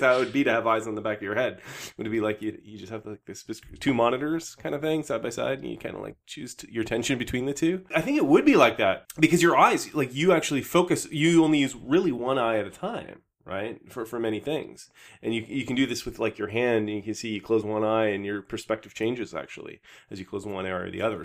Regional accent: Canada; I was from Canada

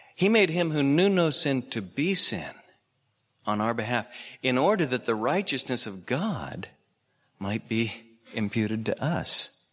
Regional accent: Oregon, United States; I was born out here in Oregon

